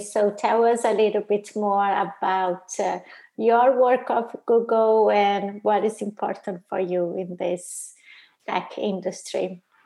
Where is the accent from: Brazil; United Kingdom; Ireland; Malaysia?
Brazil; also born or lived in Italy; now in United States; I'm originally from Brazil